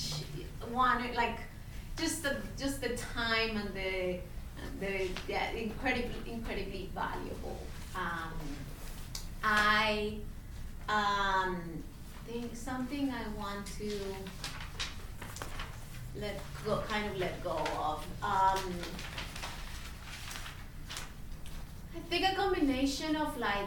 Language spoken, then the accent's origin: English; Colombia; now in New York, United States; I am originally from Colombia. I've been living in New York for a long time, and over 15 years